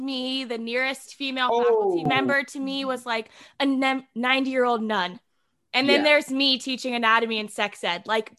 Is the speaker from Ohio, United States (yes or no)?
yes; Columbus, Ohio, United States; moved away as an adult; also born or lived in Rhode Island; now in Nashville, United States; I grew up in Ohio, went to college in Ohio.